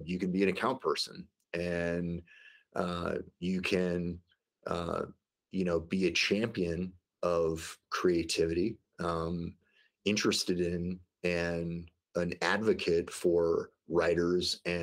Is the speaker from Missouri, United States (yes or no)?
yes; St. Louis, Missouri, United States; now in Denver, United States; I grew up in the Midwest in St. Louis, Missouri